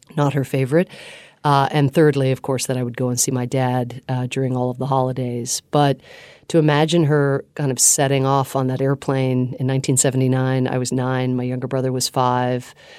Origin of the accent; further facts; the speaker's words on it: Atlanta, Georgia, United States; also born or lived in Ireland / Pittsburgh, Pennsylvania; experienced as a kid nothing other than a warm welcome in Pittsburgh, Pennsylvania initially, and then I went to high school in Atlanta, Georgia